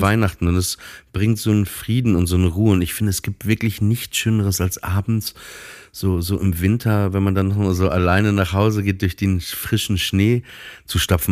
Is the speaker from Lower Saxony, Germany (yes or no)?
yes; Papenburg, Lower Saxony, Germany; moved away as an adult; ich komme ja aus Papenburg